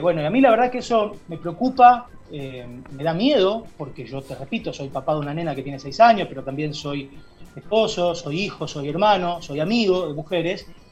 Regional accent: Berabevú, Santa Fe, Argentina; moved away as an adult; now in Rosario, Argentina; las calles de mi pueblo, en donde yo crecí, donde viví hasta los 18 años

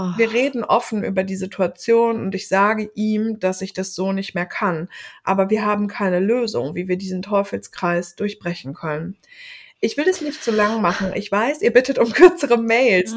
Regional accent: Germany; wir als Deutsche

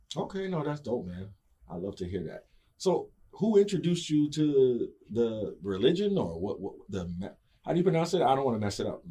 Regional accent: New York City, New York, United States; I'm from New York originally. 718

